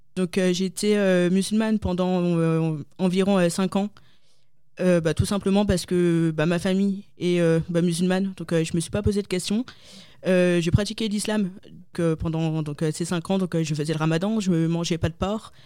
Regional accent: Lille, Hauts-de-France, France; moved away as an adult; je suis née en France, donc euh, à Lille. Euh, j'ai vécu 25 ans, donc ça fait deux ans que j'ai quitté mon petit Nord

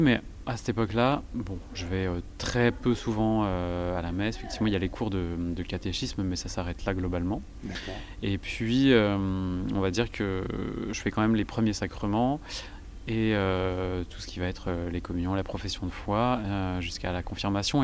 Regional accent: Vendée, Pays de la Loire, France; je suis originaire de Vendée

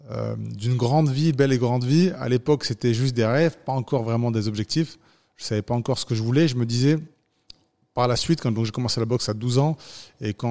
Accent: Toulon, Provence-Alpes-Côte d'Azur, France; also born or lived in Cannes; Donc, je suis né à Cannes. Et je suis arrivé à l'âge de 8-9 ans à Toulon. Voilà, donc j'ai grandi dans un quartier

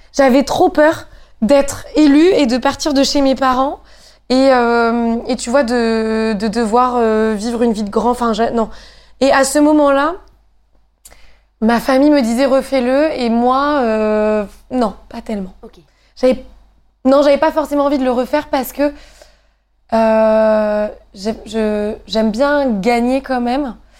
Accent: Normandy, France; moi, venant de Normandie

